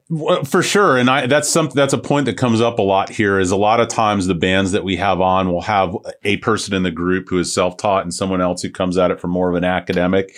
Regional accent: St. Petersburg, Florida, United States; I'm from Saint Pete originally

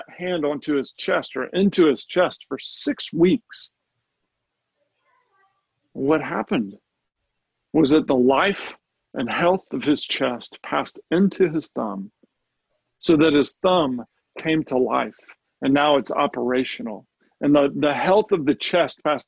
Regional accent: United States; I'm an American.

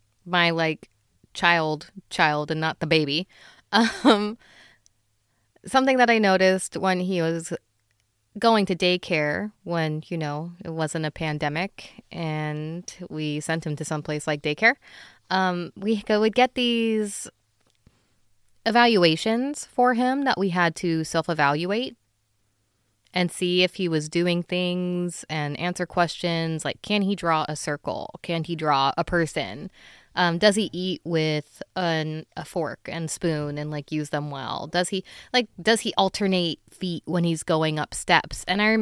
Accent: Philippines; as a Filipino person, you know, a lot of I use utensils. Of course I use utensils. It's just that I do also eat with my hands a lot.

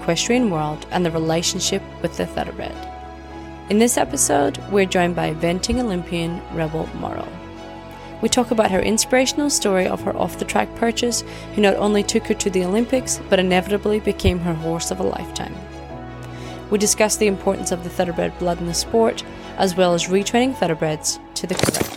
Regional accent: Scotland, United Kingdom; I come from Scotland

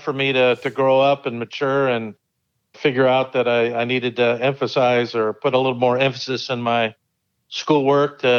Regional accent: Pleasanton, California, United States; also born or lived in Livermore, California; I was actually born in Livermore a long time ago, and family moved to Pleasanton when I was about 3 years old and lived in Pleasanton primarily my whole life

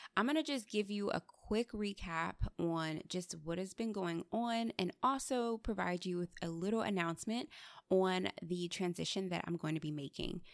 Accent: United States; growing up, I was embarrassed by my Nigerian culture. I was teased for my name, my skin color, and just, like, all the assumptions that kids in the States had

